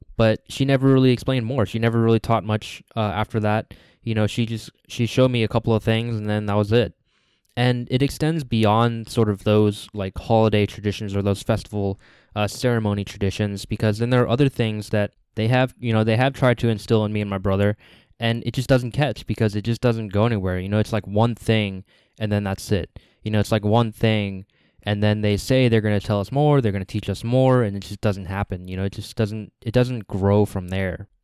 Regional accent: United States; the second generations like me, the people that are born here like me

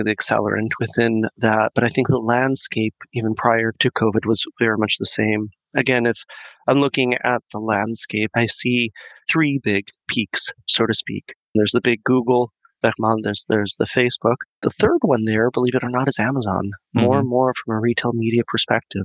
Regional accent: Mexico; moved away as an adult; also born or lived in Boston; I'm born and raised in Mexico. Spent the first half of my life there all the way up to the end of high school.

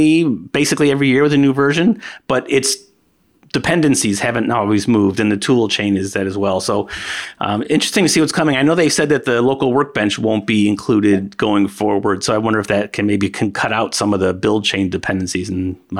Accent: United States; accent: American; my American accent

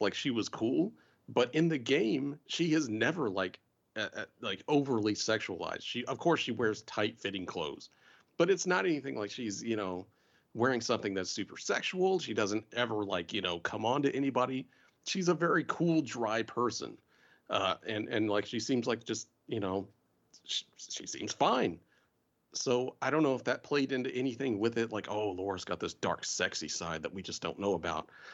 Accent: the South, United States; I'm from the South

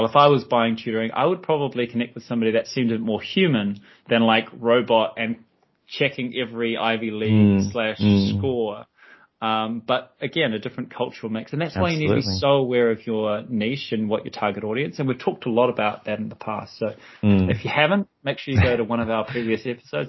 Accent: New Zealand; I'm from New Zealand

